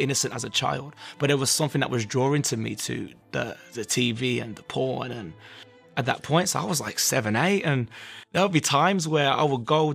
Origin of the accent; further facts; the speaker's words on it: Birmingham, West Midlands, United Kingdom; I'm from Birmingham, England